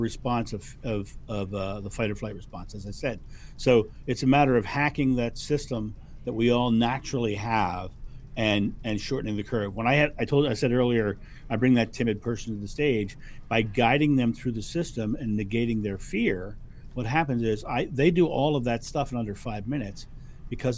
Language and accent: English; Rehoboth Beach, Delaware, United States; I grew up in Rehoboth Beach, Delaware, which is an hour and a half